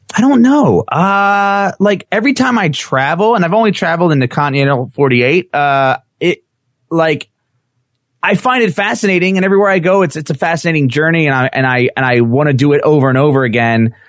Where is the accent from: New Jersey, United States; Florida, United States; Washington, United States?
New Jersey, United States; I'm from New Jersey